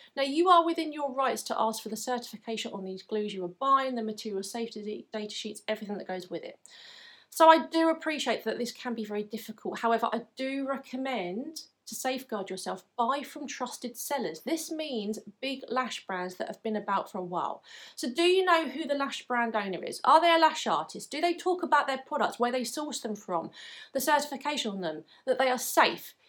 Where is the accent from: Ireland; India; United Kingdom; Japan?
United Kingdom; England; from my accent you may be able to tell that I'm from England